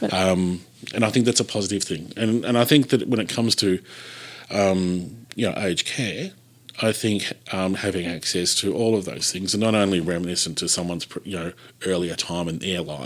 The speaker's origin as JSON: {"language": "English", "area": "Gippsland", "region": "Victoria", "country": "Australia", "tie": "born or raised there", "said": "growing up in Gippsland"}